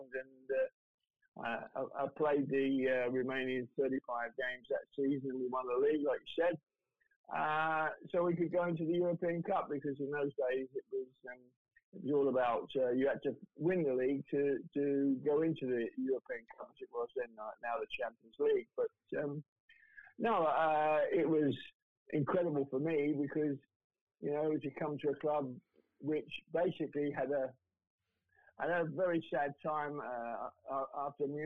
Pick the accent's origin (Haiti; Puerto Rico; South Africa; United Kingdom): United Kingdom; London; I had three years playing in the lower divisions with Millwall down in London because I'm a Londoner